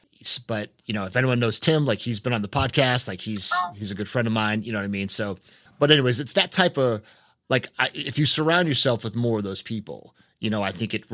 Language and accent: English; New England, United States; now in North Carolina, United States; I'm from New England, right? So it's a more cynical space. You know, I grew up a Red Sox fan